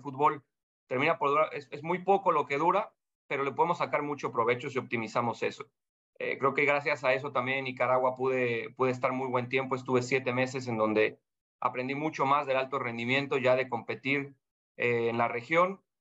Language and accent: Spanish; Mexico; moved away as an adult; now in Panama; como mexicano